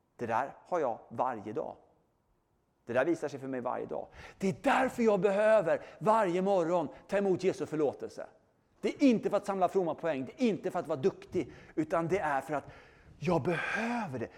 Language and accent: Swedish; Sweden; bor i Sverige, jag är svensk och är kristen